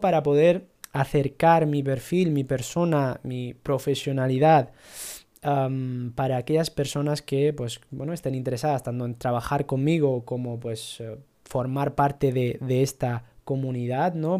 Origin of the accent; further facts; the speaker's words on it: Ceuta, Spain; moved away as an adult; also born or lived in Italy; now in Granada, Spain; Yo soy de Ceuta, pero vivo en Granada desde hace 10 años y digamos que, bueno, vine a formarme, ¿no? A estudiar en la universidad